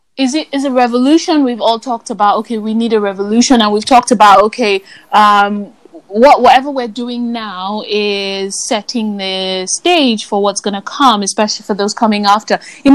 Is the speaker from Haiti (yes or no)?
no; Nigeria; They punish you for being alive. Yeah. That's just what being Nigerian is about.